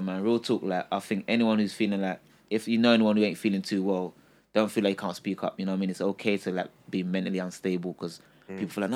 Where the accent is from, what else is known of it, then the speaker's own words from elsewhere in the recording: Ghana; I'm from Ghana